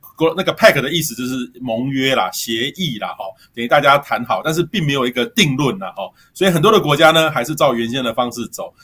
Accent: Miaoli County, Taiwan; 对啊，我是苗栗。 我会讲一些点。

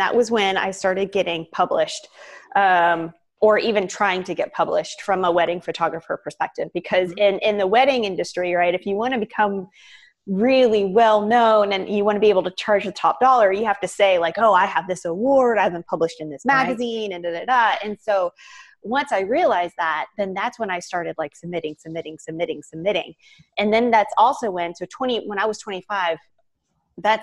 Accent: Savannah, Georgia, United States; also born or lived in Atlanta, United States / Miami, United States; I grew up in Savannah

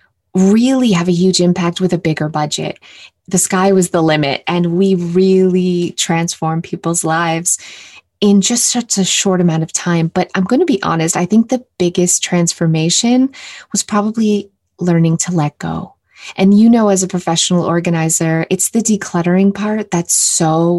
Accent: Canada; I'm from Canada

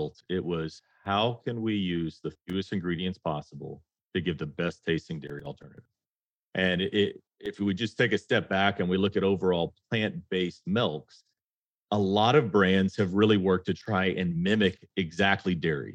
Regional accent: the South, United States; I grew up in the South

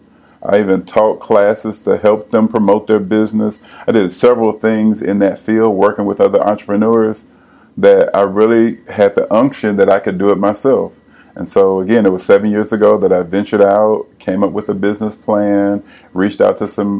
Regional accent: Pensacola, Florida, United States; now in Nashville, United States; I am originally from Pensacola, born and raised. Been in Nashville now for 20 plus years.

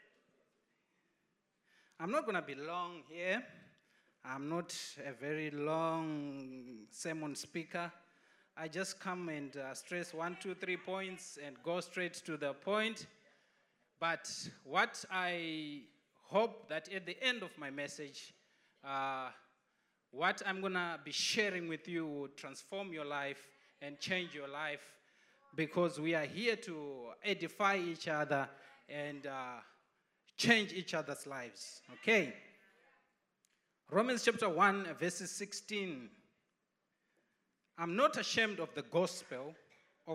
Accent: Zimbabwe; moved away; I'm from Zimbabwe

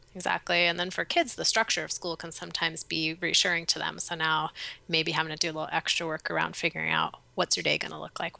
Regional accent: East Coast, United States; now in Portland, United States; growing up on the East Coast

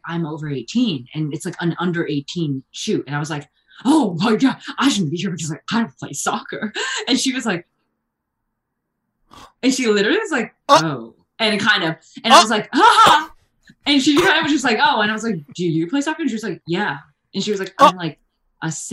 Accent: Bergen County, New Jersey, United States; I'm from Jersey, and I was like in Bergen County, like North Jersey

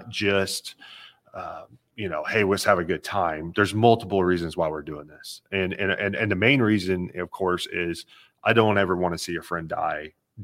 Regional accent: Amarillo, Texas, United States; I grew up in Amarillo, Texas

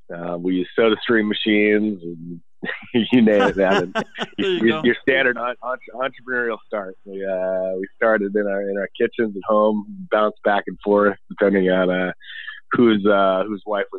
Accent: Boulder, Colorado, United States; being born and raised in Boulder

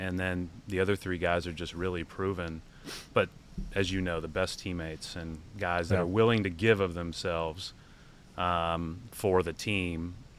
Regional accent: Indiana, United States; when I was growing up in Indiana

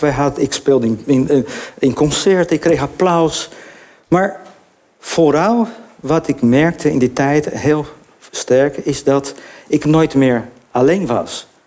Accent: Brazil; now in Netherlands; ik ben Braziliaan

